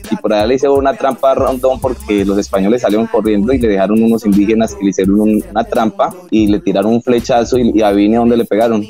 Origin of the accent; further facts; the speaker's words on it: Llanos Orientales, Colombia; mi folclor como llanero que soy